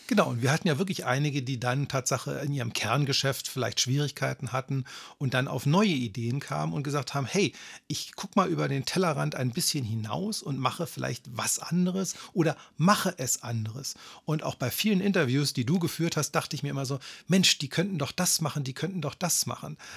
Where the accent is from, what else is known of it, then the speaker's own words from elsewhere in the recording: Berlin, Germany; also born or lived in Kramsach, Tyrol, Austria; ich bin mit vier Jahren aus einem kleinen Dorf in Tirol, äh, namens Kramsach nach Berlin gekommen